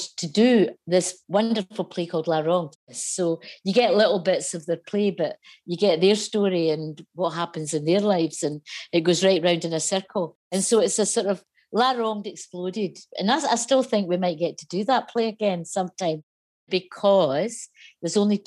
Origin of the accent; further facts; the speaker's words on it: Lanarkshire, north of Motherwell, Scotland, United Kingdom; I grew up, but north of Motherwell, so not far from where this line goes